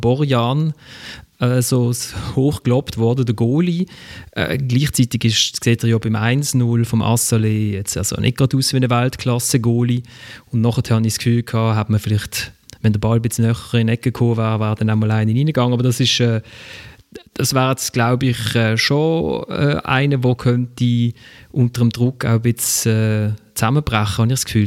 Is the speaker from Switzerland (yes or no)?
yes; Switzerland; wir als Schweizer